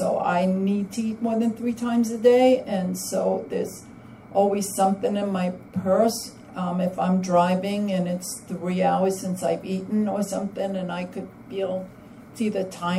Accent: New York City, New York, United States; now in Massachusetts, United States; I'm … from Massachusetts, but transplanted from the only city that I was told everything else is a suburb, New York City.

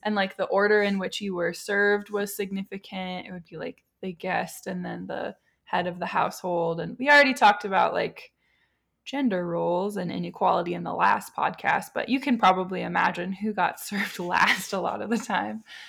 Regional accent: United States; being an American, being white

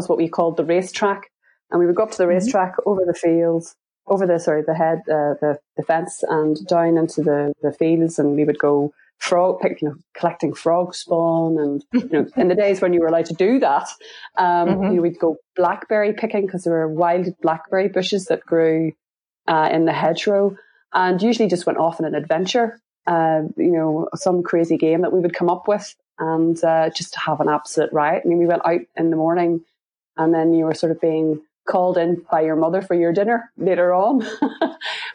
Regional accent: Portstewart, Northern Ireland, United Kingdom; also born or lived in Belfast / America; growing up in Port Stewart, it was quite quiet

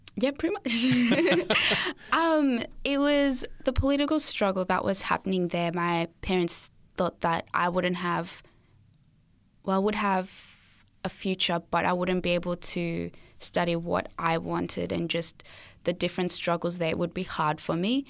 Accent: Australia; also born or lived in Zimbabwe; I was born in Zimbabwe, and so I'm from there, and moved to Australia when I was seven years old.

